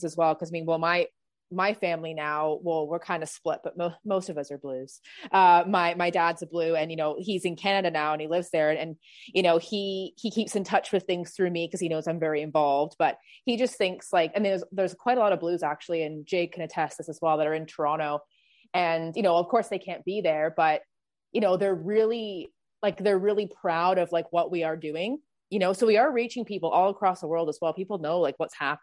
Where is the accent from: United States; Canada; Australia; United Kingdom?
United Kingdom; Birkenhead, North West England; I was actually born in Birkenhead